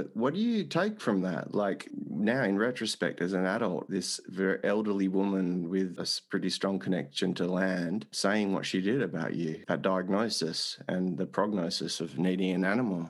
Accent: Australia; growing up in Australia as a sensitive kid

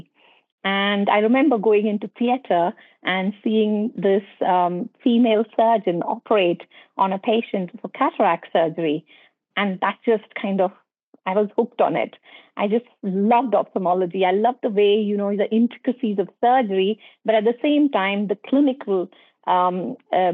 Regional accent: Ahmedabad, Gujarat, India; moved away as an adult; now in United Kingdom; I actually was born and brought up in India, in Western India, in a place called Gujarat, state of Gujarat in Ahmedabad

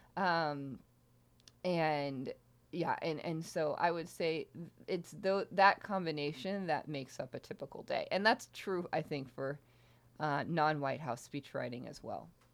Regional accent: Houston, Texas, United States; moved away as an adult; also born or lived in Michigan; I'm from Houston, Texas

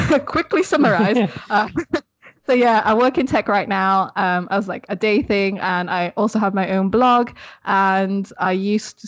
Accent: Sheffield, Yorkshire and the Humber, United Kingdom; also born or lived in Philippines; now in Leeds, United Kingdom; I grew up in Sheffield in the UK, but now I currently live in Leeds

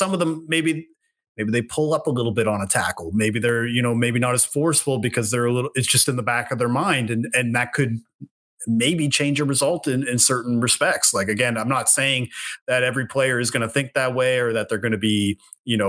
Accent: East Coast of Canada, Atlantic Canada, Canada; being from where I'm from there on the East Coast of Canada

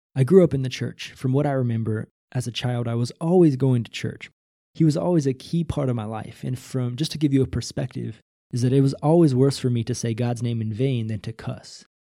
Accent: Northwest Missouri, United States; Probably from zero to nineteen or twenty years old, I grew up in Northwest Missouri

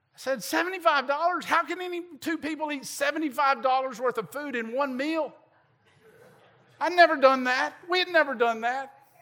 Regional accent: Southern Middle Tennessee, United States; moved away; I grew up in Southern Middle Tennessee

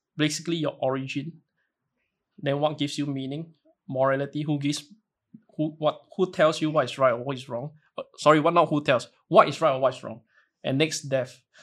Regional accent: Singapore; as a Singaporean

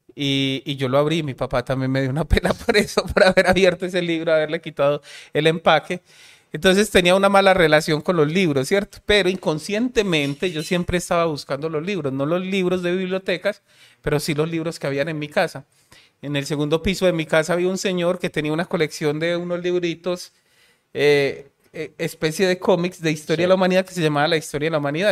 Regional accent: Medellín, Antioquia, Colombia; Yo soy de Aranjuez

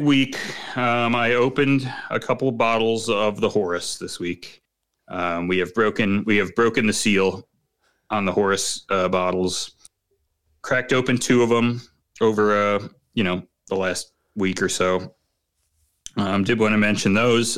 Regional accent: Chicago, Illinois, United States; as a Chicagoan

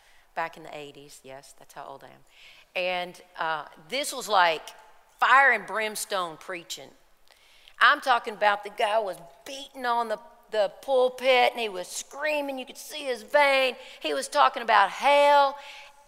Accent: Kentucky, United States; we're from Kentucky

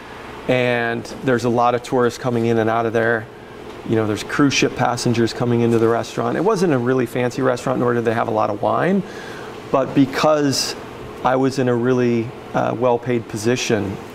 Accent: Missoula, Montana, United States; moved away as an adult; also born or lived in Virgin Islands / Las Vegas; now in Oregon, United States; I moved back to Montana, where I grew up in Missoula, Montana

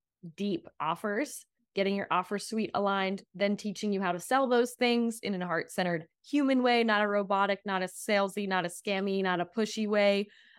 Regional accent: East Coast, United States; I remember coming out here the first time when I was 14, and I'm from the East Coast

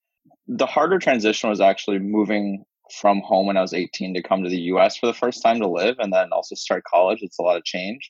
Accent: Canada; moved away as an adult; also born or lived in Philadelphia; now in Boston, United States; Grew up in Canada, born and raised

